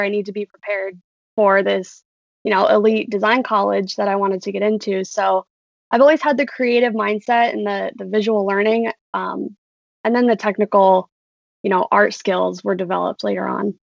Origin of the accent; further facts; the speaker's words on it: Urbandale, Iowa, United States; born and raised in Urbandale, Iowa.